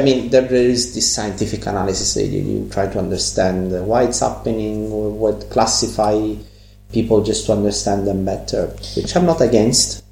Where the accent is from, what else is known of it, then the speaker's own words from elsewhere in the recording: Catania, Sicily, Italy; English is a second language; moved away; I'm from Catania